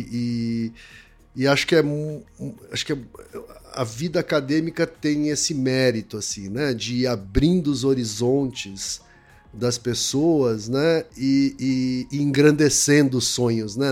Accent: Osasco, São Paulo, Brazil; subsidiada pela prefeitura de Osasco, né, onde eu cresci

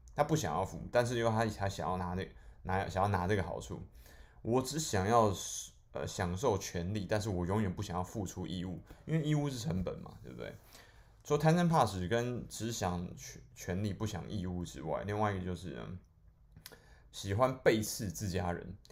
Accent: Taiwan; also born or lived in Guangdong; 我们是台湾人

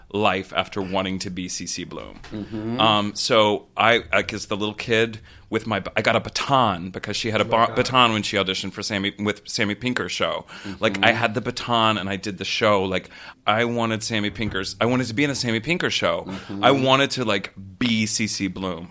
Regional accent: Texas, United States; I was raised in Texas on a river

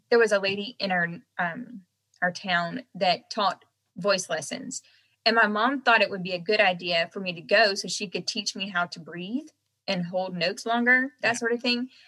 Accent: the South, United States; accent: Southern; Um, and so at that point in time, though, I had a really thick Southern accent.

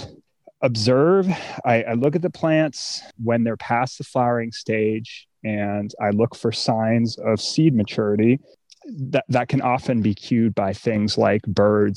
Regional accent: East Coast, United States; now in California, United States; I'm from the East Coast

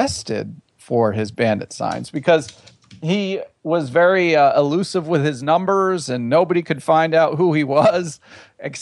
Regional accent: Long Island, New York, United States; I grew up on Long Island in New York

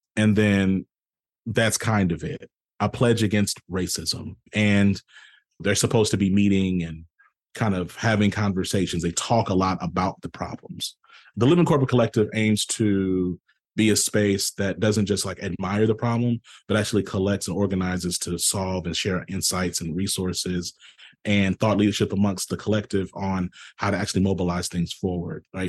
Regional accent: the South, United States; I'm from the South

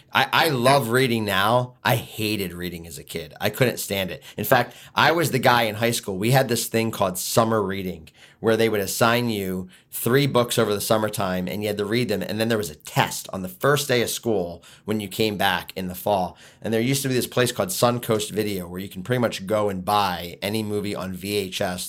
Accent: Philadelphia, Pennsylvania, United States; now in Michigan, United States; move back to Philly, uh, which is where I'm originally from

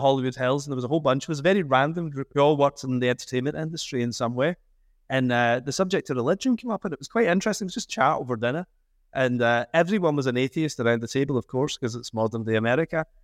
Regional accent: Scotland, United Kingdom; I'm a Scottish Catholic

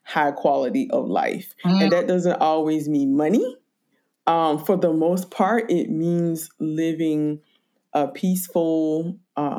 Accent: rural South Carolina, United States; moved away; also born or lived in Brooklyn, New York; when I grew up in South Carolina, rural South Carolina

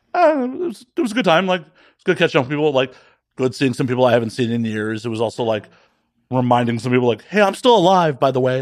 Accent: Midwest, United States; also born or lived in Las Vegas; now in Los Angeles, United States; growing up in the Midwest

